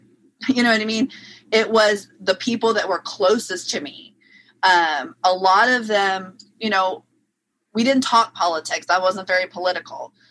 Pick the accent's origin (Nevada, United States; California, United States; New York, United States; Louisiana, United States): Louisiana, United States; New Orleans; moved away; I'm originally from New Orleans, Louisiana